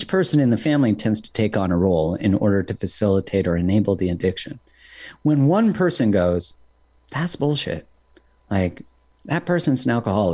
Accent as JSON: {"language": "English", "country": "Canada", "said": "I'm from Canada"}